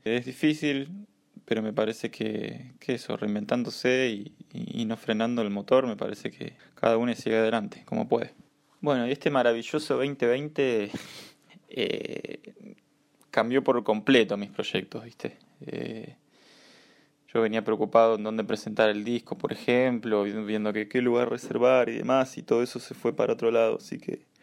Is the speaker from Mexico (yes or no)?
no; Pergamino, Buenos Aires Province, Argentina; now in Buenos Aires, Argentina; soy nacido en Pergamino, estoy viviendo actualmente en Capital, provincia de Buenos Aires.